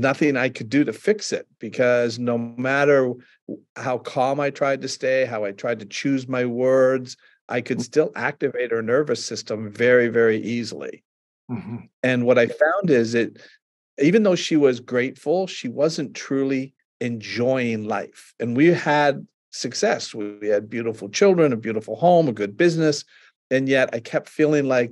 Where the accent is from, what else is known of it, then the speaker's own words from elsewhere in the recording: Canada; I'm from Canada